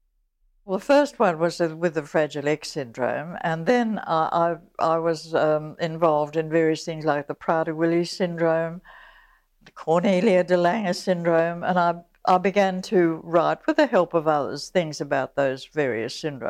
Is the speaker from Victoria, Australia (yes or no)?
no; New South Wales, Australia; Well, I grew up in Western New South Wales. My father was a junior magistrate, and we moved from one little town to another. And I finally went to a boarding school in Sydney